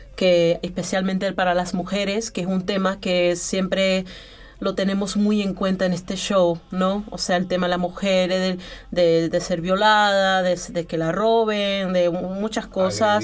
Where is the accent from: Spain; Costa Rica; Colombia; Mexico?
Colombia; now in Vienna, Austria; soy colombiana